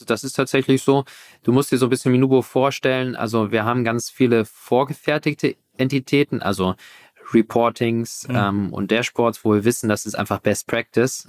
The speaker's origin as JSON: {"language": "German", "region": "Hamburg", "country": "Germany", "also_born_or_lived": "Berlin", "said": "So ganz konnte ich äh, von Hamburg nicht loslassen. Ist doch immer so meine Heimat gewesen."}